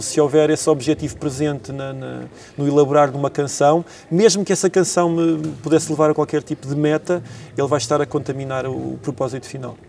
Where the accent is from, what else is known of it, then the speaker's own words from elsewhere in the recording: Tondela, Viseu, Portugal; now in Lisbon, Portugal; minha terra natal, de onde eu cresci, onde eu me forjei, onde eu aprendi a fazer canções